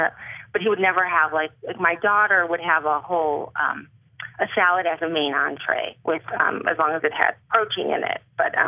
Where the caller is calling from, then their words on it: California, United States; From the Bay Area.